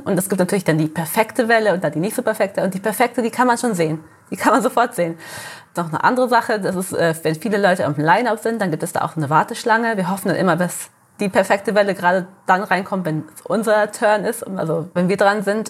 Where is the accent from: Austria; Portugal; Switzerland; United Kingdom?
Portugal; Sagres, Algarve; also born or lived in Germany; Ich bin hier geboren, ich habe mein ganzes Leben lang hier, ge also hier gelebt